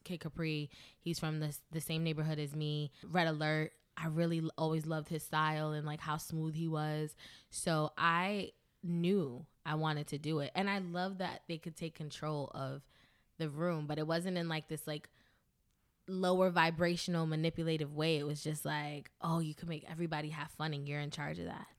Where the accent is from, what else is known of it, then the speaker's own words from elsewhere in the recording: New York City, New York, United States; I'm from the Bronx, New York.